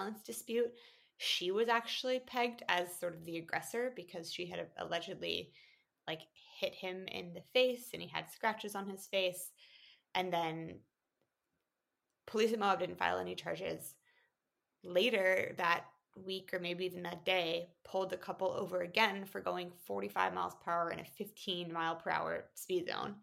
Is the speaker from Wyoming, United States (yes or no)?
yes; Jackson, Wyoming, United States; moved away as an adult; my hometown. I'm from Jackson, Wyoming